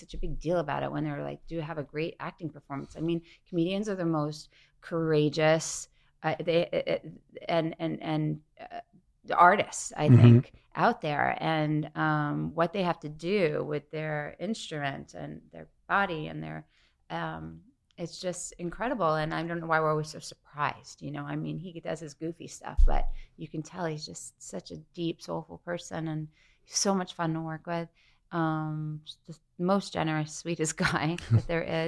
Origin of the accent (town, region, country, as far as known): Syosset, New York, United States; born or raised there; moved away